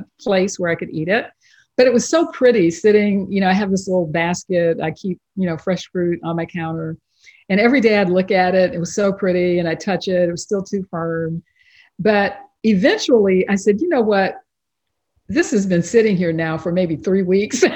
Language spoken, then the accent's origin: English; East Texas, United States; I grew up in East Texas